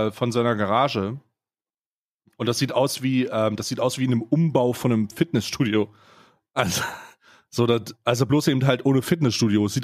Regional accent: Saxony, Germany; born there; obwohl ich als gebürtiger Ostdeutscher ja. äh, dafür prä prävestiniert bin, sogar gebürtiger Sachse.

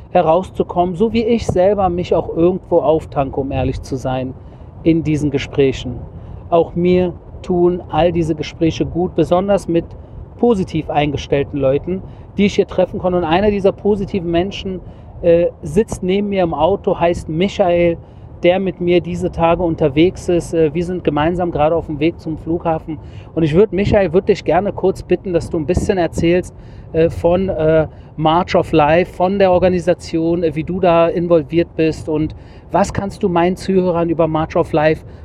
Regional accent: Germany; now in Israel; aus Israel mit Blick zurück in meine alte Heimat Deutschland

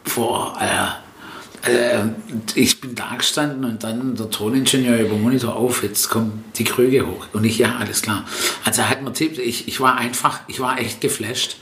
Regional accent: Stuttgart, Baden-Württemberg, Germany; first language Italian; German is a second language; now in Waiblingen, Germany; wo ich auch herkomme oder aufgewachsen bin in Stuttgart-Möhringen

